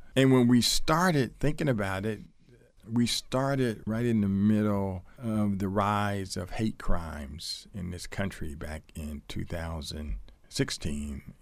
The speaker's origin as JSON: {"language": "English", "town": "Columbus", "region": "Ohio", "country": "United States", "tie": "born or raised there", "moved": "yes", "said": "Columbus, Ohio, which is my hometown"}